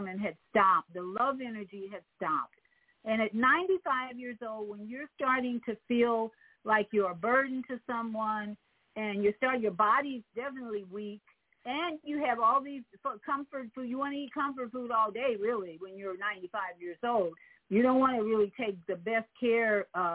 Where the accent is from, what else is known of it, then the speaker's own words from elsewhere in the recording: Chicago, Illinois, United States; in Chicago, my hometown, where I live